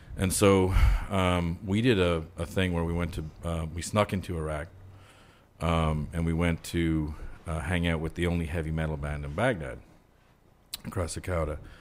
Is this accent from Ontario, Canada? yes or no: yes; Ottawa, Ontario, Canada; moved away as an adult; now in United States; where I grew up in Ottawa